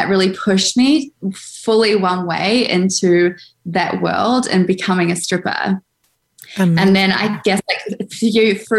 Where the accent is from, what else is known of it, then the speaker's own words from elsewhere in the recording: Auckland, New Zealand; I grew up in Auckland, New Zealand